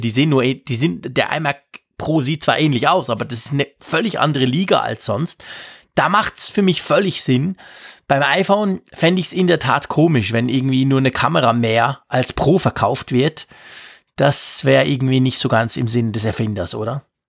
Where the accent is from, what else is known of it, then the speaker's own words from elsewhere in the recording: Switzerland; bei uns in der Schweiz